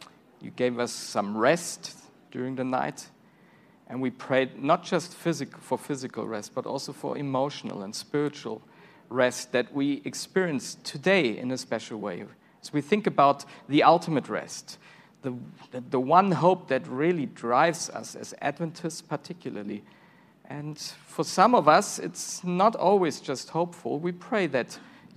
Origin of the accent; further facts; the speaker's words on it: Germany; English is a second language; now in Silver Spring, Maryland, United States; I'm from Germany originally.